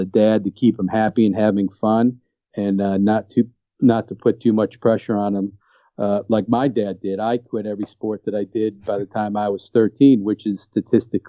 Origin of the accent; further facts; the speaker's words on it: Chicago, Illinois, United States; moved away as an adult; also born or lived in Skokie, Illinois / Napa Valley / San Francisco / New Orleans; now in Eldersburg, Maryland, United States; I'm born and raised fourth generation Chicagoan. I grew up on West Rogers Park, Howard